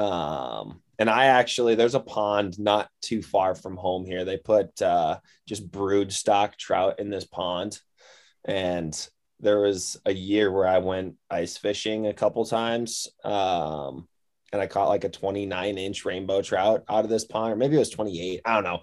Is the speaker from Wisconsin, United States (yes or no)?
yes; Wisconsin, United States; moved away as an adult; also born or lived in Iowa; now in Missoula, United States; I grew up in Wisconsin.